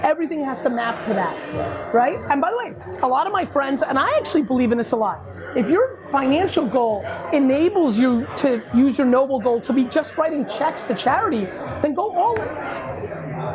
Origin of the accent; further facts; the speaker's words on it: Edison, New Jersey, United States; I grew up in Edison, New Jersey